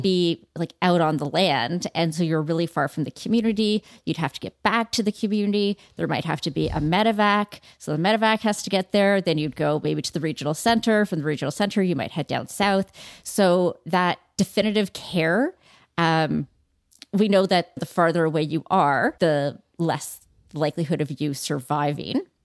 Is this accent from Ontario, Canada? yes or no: yes; Toronto, Ontario, Canada; growing up in Toronto at beautiful facilities